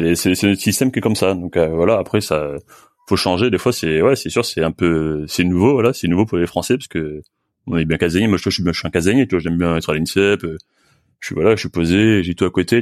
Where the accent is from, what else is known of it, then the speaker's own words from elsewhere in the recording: France; je suis français, je suis pas, suis pas brésilien